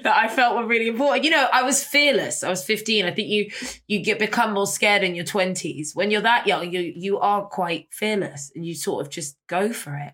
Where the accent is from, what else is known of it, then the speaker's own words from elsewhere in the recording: London, United Kingdom; I grew up on Portobello Road